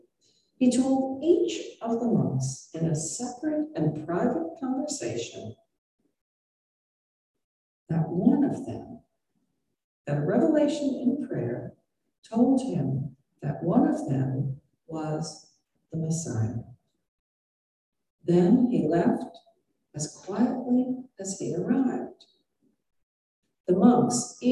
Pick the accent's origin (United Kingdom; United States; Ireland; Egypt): Ireland; I'm Irish